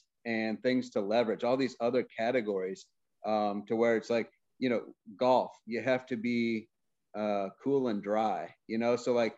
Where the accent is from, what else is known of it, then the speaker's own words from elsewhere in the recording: Missouri, United States; now in Michigan, United States; I grew up in Missouri. So I go back for opening rifle season, mid-November.